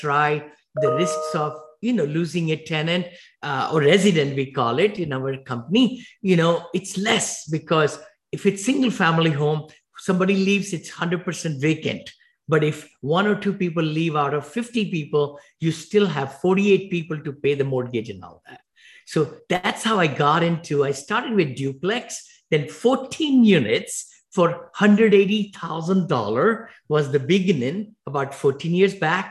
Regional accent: India; moved away as an adult; now in Danville, United States; I came from India with $7 in my pocket

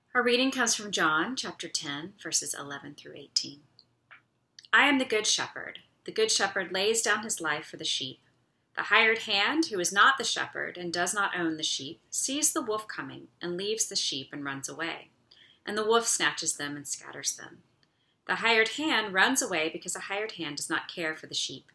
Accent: United States; we as American citizens

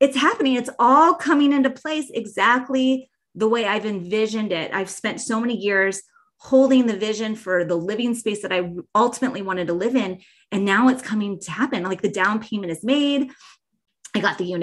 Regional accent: Bozeman, Montana, United States; my hometown of Bozeman, Montana

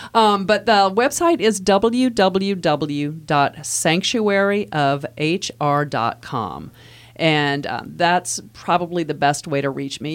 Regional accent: Midwest, United States; moved away as an adult; now in Virginia, United States

